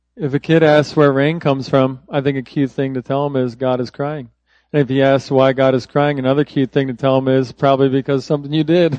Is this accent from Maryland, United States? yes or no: no; Philadelphia, Pennsylvania, United States; now in Texas, United States; I grew up there. So I am a transplanted Philadelphian.